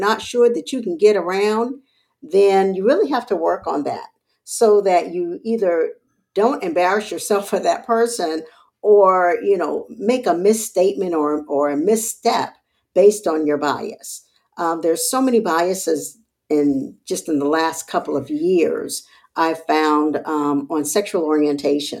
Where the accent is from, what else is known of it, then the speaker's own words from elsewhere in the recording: Charleston, South Carolina, United States; also born or lived in Texas; I was born and raised in Charleston, South Carolina